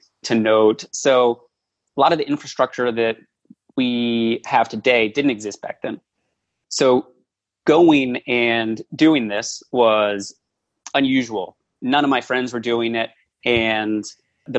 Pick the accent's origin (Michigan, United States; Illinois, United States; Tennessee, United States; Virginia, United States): Virginia, United States; Washington, D.C. area in; I grew up in the Washington, D.C. area in Virginia.